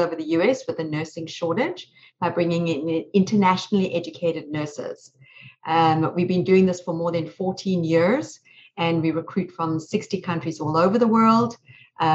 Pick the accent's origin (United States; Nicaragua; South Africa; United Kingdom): South Africa; moved away; I'm originally from South Africa